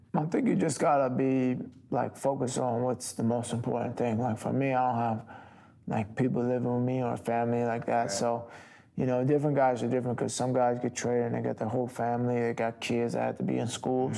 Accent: Long Island, New York, United States; moved away as an adult; also born or lived in Milwaukee; I'm from New York, Long Island area

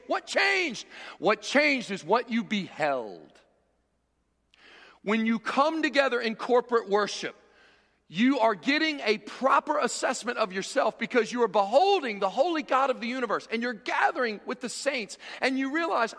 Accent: Cincinnati, Ohio, United States; I was born in Cincinnati

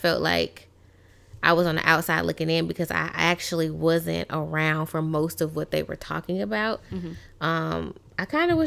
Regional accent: Tuscaloosa, Alabama, United States; now in Louisiana, United States; I am from Tuscaloosa, Alabama

